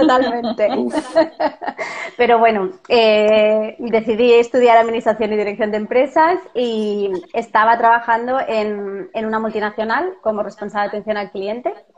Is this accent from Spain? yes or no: yes; Barcelona, Catalonia, Spain; moved away as an adult; now in Seville, Spain; soy de Barcelona, eh, como vosotros, pero vivo en Sevilla y aquí no tenemos familia